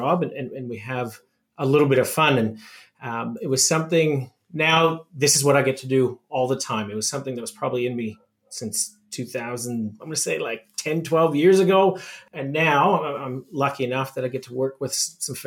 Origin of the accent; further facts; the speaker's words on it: Saskatoon, Saskatchewan, Canada; as a young boy growing up in Saskatoon, Saskatchewan, which is essentially in the middle of Canada